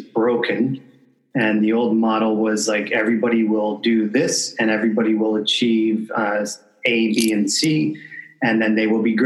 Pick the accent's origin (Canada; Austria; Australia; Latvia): Canada; I'm from Canada